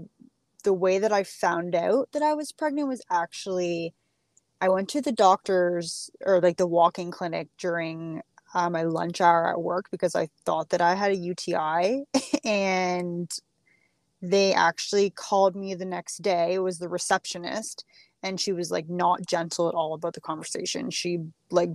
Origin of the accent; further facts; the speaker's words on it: Ontario, Canada; We are from Ontario, Canada.